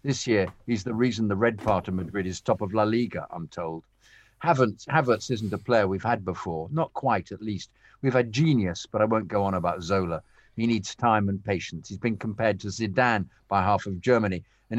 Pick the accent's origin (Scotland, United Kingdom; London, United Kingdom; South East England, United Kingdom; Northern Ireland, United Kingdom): London, United Kingdom; now in California, United States; I grew up in London within walking distance of the club.